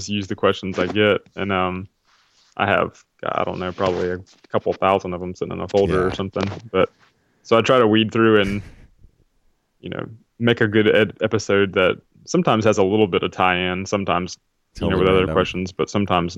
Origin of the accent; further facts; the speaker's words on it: South Carolina, United States; where I grew up in South Carolina here, we used to go out on the lake a lot